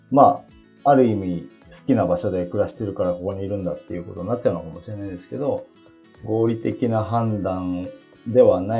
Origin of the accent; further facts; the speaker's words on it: Chiba, Japan; also born or lived in Fukuoka; 小さい頃はアイデンティティは福岡にあったんですね。なんか自分は福岡出身だと思って生きてきた。うん、でも小3からずっと千葉に住んでて大学卒業までいると出身地は完全に千葉になるわけです。